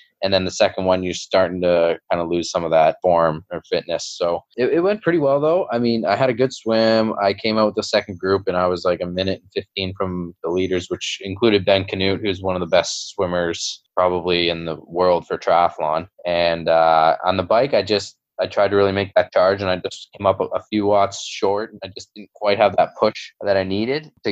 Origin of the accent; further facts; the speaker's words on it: Belleville, Ontario, Canada; I did this local Kids of Steel triathlon in my hometown, Belleville